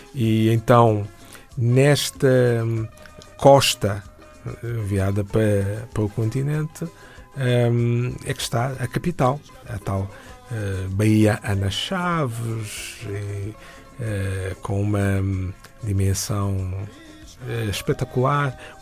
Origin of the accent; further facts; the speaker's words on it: São Tomé, São Tomé & Príncipe; venho de São Tomé e nasci nas Ilhas Maravilhosas há mais de 50 anos